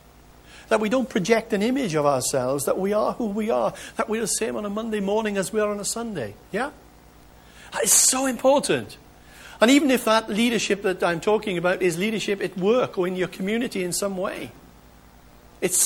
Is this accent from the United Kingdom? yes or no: yes; United Kingdom; as British people